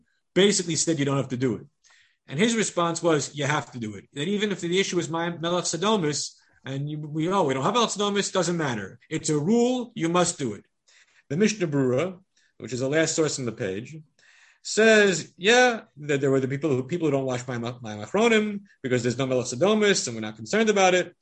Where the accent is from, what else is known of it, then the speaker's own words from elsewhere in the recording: Long Island, New York, United States; I grew up on Long Island among the Goyish Yidden